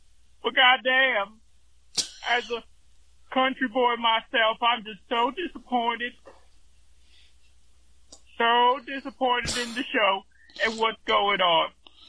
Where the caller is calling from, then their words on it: Utah, United States; I'm calling from the Pussy's Creek in Utah.